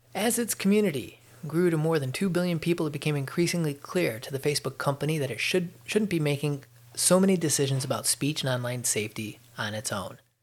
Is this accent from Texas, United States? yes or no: no; Chicago, Illinois, United States; moved away as an adult; now in Georgia, United States; I'm from Chicago, and I, you know I keep paying attention to the news in Chicago. So I read the Chicago Tribune and I watch uh, things that come across the regular news uh, for my hometown area because I, you know, I grew up there